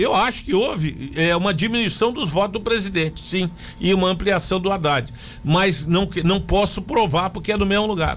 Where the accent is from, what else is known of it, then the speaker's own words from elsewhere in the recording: Joinville, Santa Catarina, Brazil; eu sou de Joinville